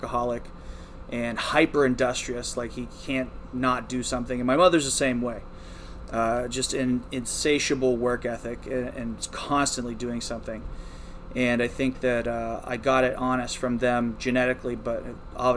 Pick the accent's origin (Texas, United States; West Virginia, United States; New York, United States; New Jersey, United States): West Virginia, United States; rural; moved away; also born or lived in Beaver, Pennsylvania; I was born in Beaver, and I was raised just across the border in rural West Virginia. I grew up on about a 130-acre farm.